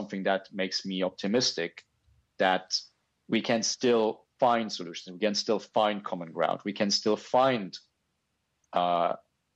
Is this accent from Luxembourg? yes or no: yes; Luxembourg; now in Japan; I grew up in Luxembourg. I now live in Japan